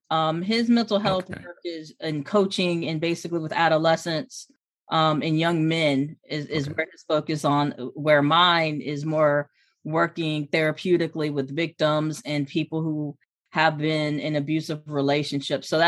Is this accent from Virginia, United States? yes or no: yes; Hampton, Virginia, United States; I'm originally from Hampton, Virginia, VA. So um, I'm